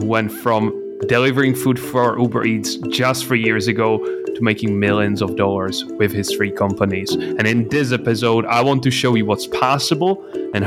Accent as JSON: {"language": "English", "country": "Czechia", "second_language": "English", "said": "I come from the Czech Republic. My parents are normal employees."}